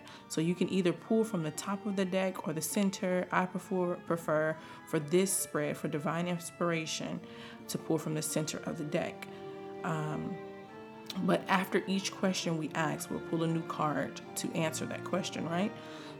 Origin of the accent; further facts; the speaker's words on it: the South, United States; I'm from the South